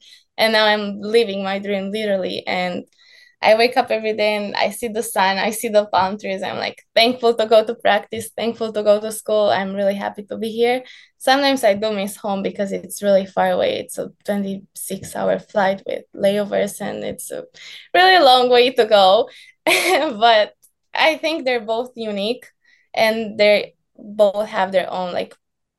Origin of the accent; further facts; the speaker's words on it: California, United States; only like tan team from coming from the sunny area. They were like, how are you so tan? We're like, oh, we're from California.